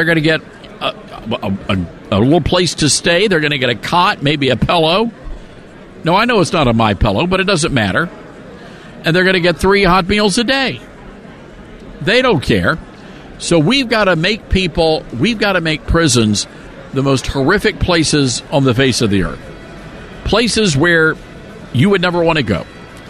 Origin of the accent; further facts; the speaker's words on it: Memphis, Tennessee, United States; my hometown of Memphis